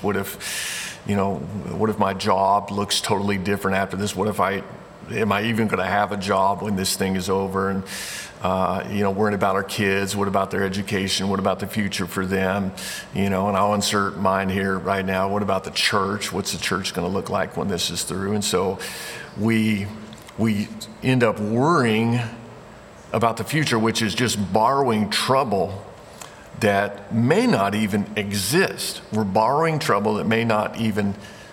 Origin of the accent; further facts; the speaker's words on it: Indiana, United States; moved away as an adult; I grew up in Indiana. Moved away from there when I was 18 years old to go to college